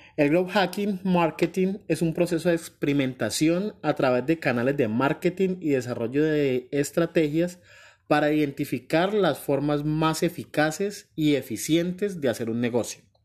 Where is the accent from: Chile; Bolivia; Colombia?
Colombia; now in New York, United States; Soy un colombiano